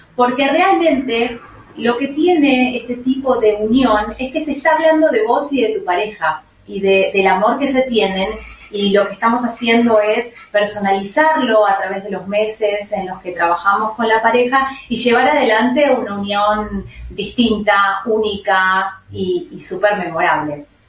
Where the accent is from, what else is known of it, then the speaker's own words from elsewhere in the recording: Buenos Aires, Argentina; somos de Buenos Aires, viajamos alrededor del país